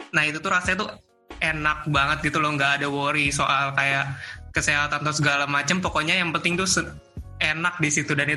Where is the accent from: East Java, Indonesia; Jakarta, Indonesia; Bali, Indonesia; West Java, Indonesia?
East Java, Indonesia; Malang; tapi sebenarnya ada juga yang kita sering kadang lakuin karena kita kan orang Malang